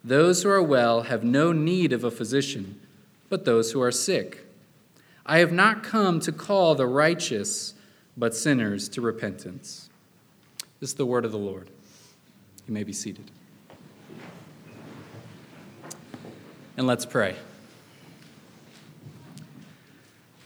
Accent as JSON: {"language": "English", "town": "Chattanooga", "region": "Tennessee", "country": "United States", "moved": "as an adult", "lives_now": "Atlanta, United States", "said": "I'm from Chattanooga"}